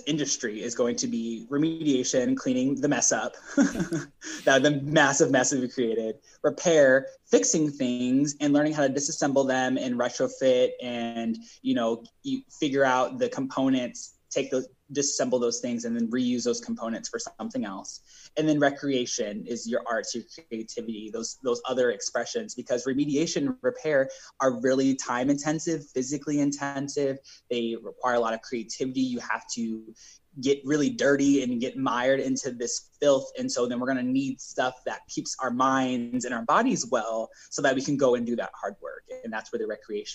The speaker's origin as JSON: {"language": "English", "town": "Omaha", "region": "Nebraska", "country": "United States", "tie": "born or raised there", "also_born_or_lived": "Bellevue, Nebraska", "said": "I grew up in North Omaha"}